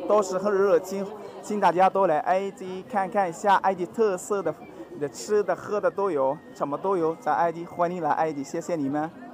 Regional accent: South Africa; Chinese is a second language; now in Beijing, China; 我来自南非

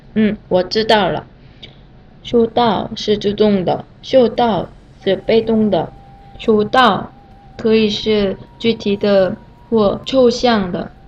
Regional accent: Seoul, South Korea; Chinese is a second language; moved away as an adult; now in Beijing, China; 来自韩国雄文，我现在在北京学习汉语

